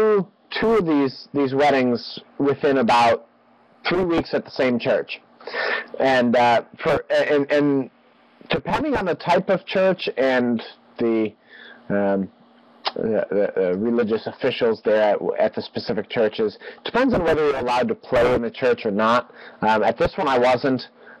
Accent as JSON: {"language": "English", "town": "Chicago", "region": "Illinois", "country": "United States", "said": "I'm from Chicago."}